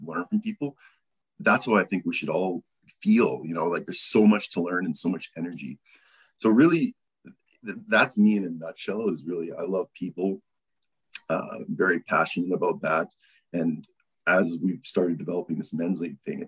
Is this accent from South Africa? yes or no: no; Calgary, Alberta, Canada; born and raised Calgary, still here